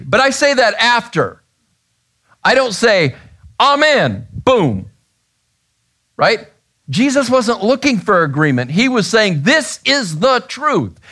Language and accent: English; Grand Canyon, Arizona, United States; I was born in Grand Canyon, Arizona